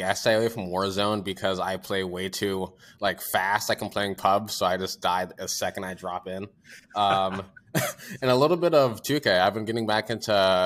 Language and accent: English; United States; I'm from Washington.